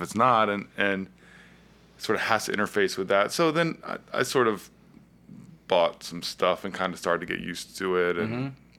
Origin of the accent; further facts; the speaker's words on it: Virginia Beach, Virginia, United States; now in Richmond, United States; I grew up in Virginia Beach.